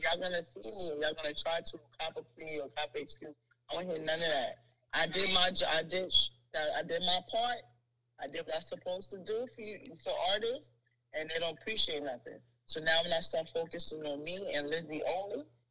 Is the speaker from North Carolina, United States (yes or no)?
no; New York City, New York, United States; I'm from Harlem.